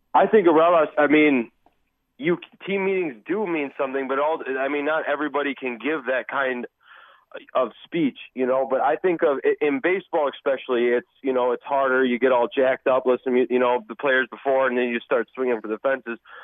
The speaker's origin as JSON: {"language": "English", "town": "Milwaukee", "region": "Wisconsin", "country": "United States", "said": "being from Milwaukee"}